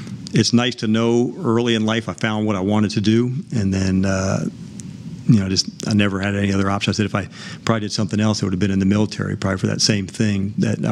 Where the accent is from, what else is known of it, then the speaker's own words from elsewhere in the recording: New Jersey, United States; I grew up in New Jersey about, you know, 20 miles west of Manhattan.